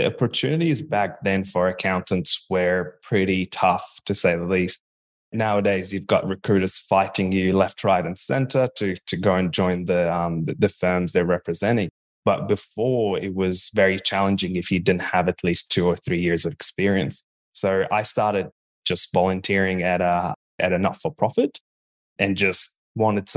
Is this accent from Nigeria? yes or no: no; Bahrain; now in Australia; growing up in Bahrain.